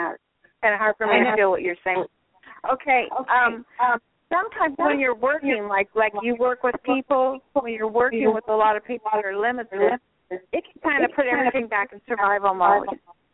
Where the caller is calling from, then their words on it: Florida, United States; from Southwest Florida.